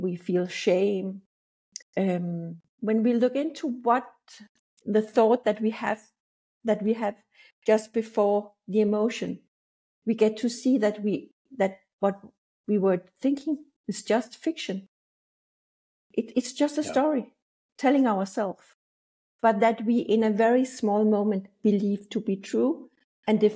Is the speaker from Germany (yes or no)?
no; Denmark; I'm from Denmark